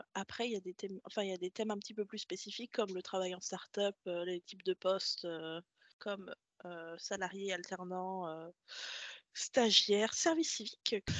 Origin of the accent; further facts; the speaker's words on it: Triel-sur-Seine, Île-de-France, France; moi je viens de Triel-sur-Seine, dans les Yvelines